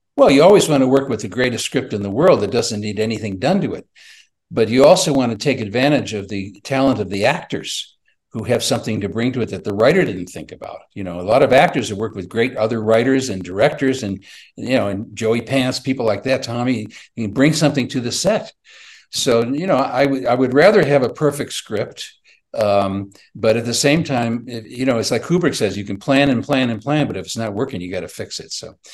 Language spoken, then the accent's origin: English; Chicago, Illinois, United States; I'm from Chicago